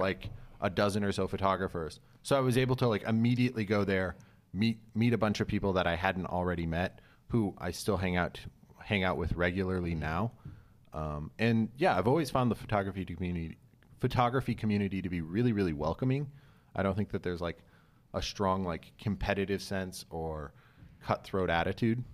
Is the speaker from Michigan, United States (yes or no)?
yes; Kalamazoo, Michigan, United States; moved away as an adult; also born or lived in Albuquerque, New Mexico; now in Los Angeles, United States; I grew up in, like, West Michigan